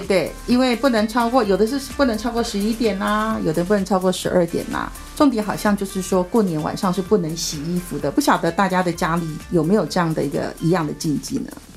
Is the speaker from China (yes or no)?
no; Hoklo, Minnan, Taiwan; 我们是闽南人